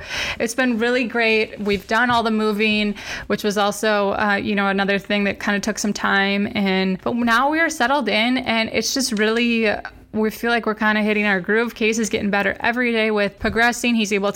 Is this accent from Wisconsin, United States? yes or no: yes; Wisconsin, United States; moved away as an adult; also born or lived in Arizona / North Carolina; I'm from Wisconsin, and you know, we're both Midwest people